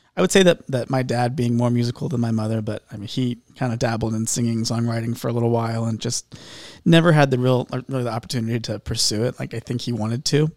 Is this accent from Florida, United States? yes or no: no; Indianapolis, Indiana, United States; moved away as an adult; now in Tennessee, United States; I come from Indianapolis. Okay. Uh, I lived there my whole life